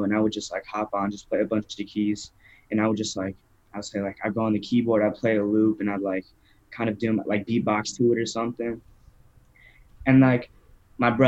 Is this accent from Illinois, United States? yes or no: yes; Naperville, Illinois, United States; also born or lived in Downers Grove, Illinois; I'm from Naperville, Illinois, born in Downers Grove.